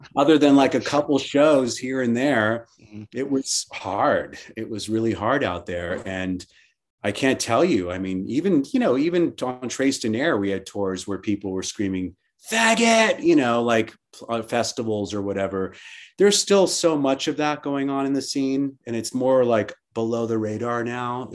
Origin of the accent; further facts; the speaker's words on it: Miami, Florida, United States; I grew up in in Miami and uh, in Miami, Florida, and we were always on the water